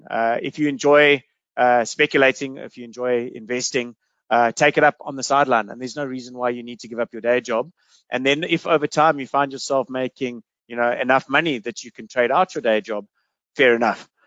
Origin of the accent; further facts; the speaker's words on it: South Africa; I think as a South African, you should look to try and have you know half of your investable cash offshore.